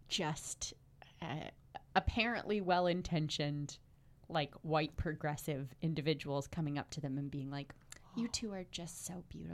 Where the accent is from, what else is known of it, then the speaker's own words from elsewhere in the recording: the South, United States; Being a Southerner who has moved to the North, mm-hmm. I saw a lot more of the first kind, the bigotry when I was growing up.